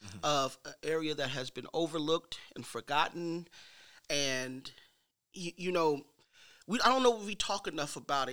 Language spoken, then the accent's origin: English; St. Louis, Missouri, United States; I'm from St. Louis.